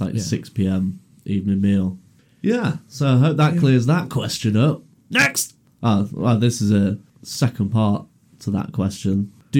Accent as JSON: {"language": "English", "country": "United Kingdom", "also_born_or_lived": "Leicester", "said": "we're here to answer your questions as genuine British people."}